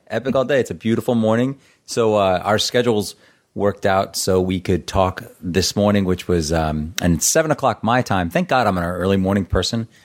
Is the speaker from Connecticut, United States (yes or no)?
no; Boston, Massachusetts, United States; I'm from Boston